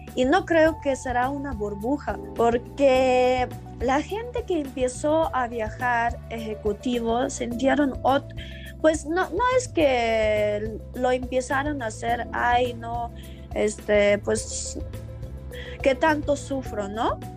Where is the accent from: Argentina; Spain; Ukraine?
Ukraine; Spanish is a second language; now in Mexico City, Mexico; Yo soy de país muy lejano, literal, de otro lado del mundo, que se llama Ucrania